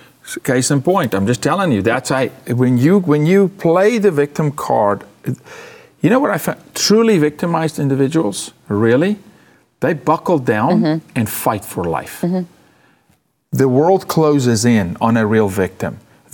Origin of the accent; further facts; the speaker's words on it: South Africa; moved away as an adult; also born or lived in Canada; Remember, I'm from South Africa. Lived the majority of my life under apartheid.